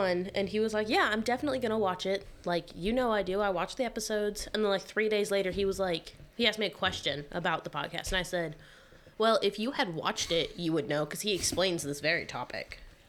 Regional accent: Southeast Ohio, United States; We're from Southeast Ohio

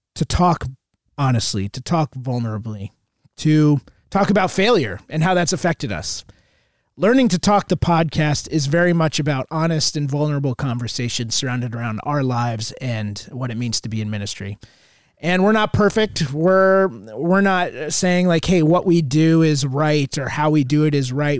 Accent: Southern Connecticut, United States; Grew up in Connecticut, uh, Southern Connecticut, out just about an hour outside of New York

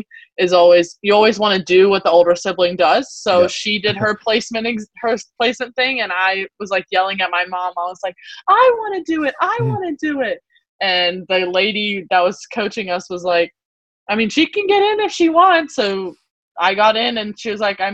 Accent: South Carolina, United States; moved away as an adult; we have a really big summer league swimming community in our town where I grew up in South Carolina

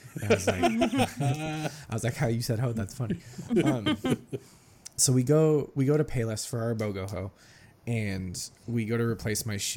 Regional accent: California, United States; also born or lived in Ohio; we moved to California from Ohio when I was like five and a half

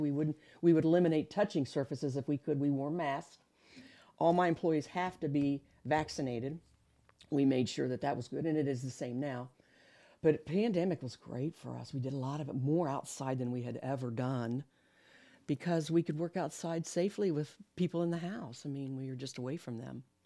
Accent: Columbus, Ohio, United States; moved away as an adult; also born or lived in Kokomo, Indiana; now in Muncie, United States; I'm actually from Columbus, Ohio, born and raised

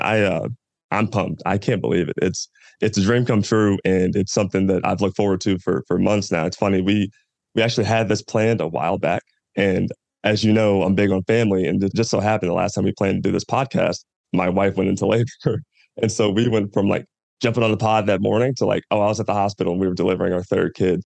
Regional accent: Louisville, Kentucky, United States; moved away as an adult; I'm from Louisville, Kentucky, born and raised. I was there for the first 18 years of my life.

